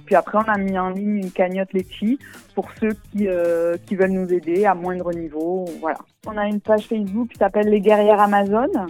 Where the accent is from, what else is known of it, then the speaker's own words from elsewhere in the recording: Tarascon / Beaucaire, Provence-Alpes-Côte d'Azur, France; on est trois, on est de Tarascon à peu près, Tarascon, Beaucaire, les deux